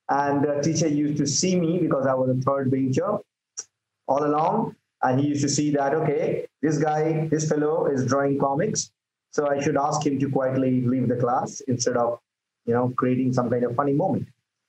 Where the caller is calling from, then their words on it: India; Well, I'm from India at the moment, stuck here, of course, because of COVID.